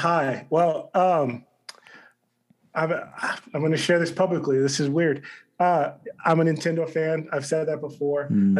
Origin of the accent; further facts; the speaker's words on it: United States; also born or lived in Columbus, Ohio; If I met anyone actually from D.C., then I would say I'm from the suburbs.